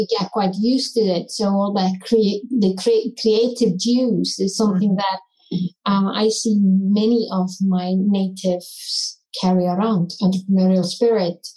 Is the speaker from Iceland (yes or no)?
yes; Iceland; being born, raised and still living in Iceland, in the country Iceland